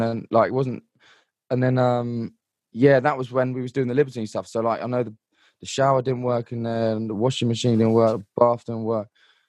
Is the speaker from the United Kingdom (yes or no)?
yes; London, United Kingdom; like, I come from London and everyone like pretty much hates me